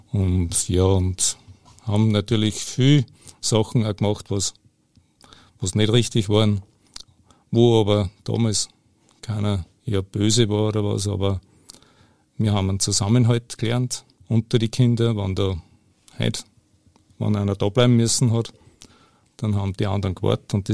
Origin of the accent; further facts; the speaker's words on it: Lower Austria, Austria; Ich bin am Land aufgewachsen, in Niederösterreich, am Wachberg. Ich habe sieben Geschwister, davon vier Schwestern und drei Brüder.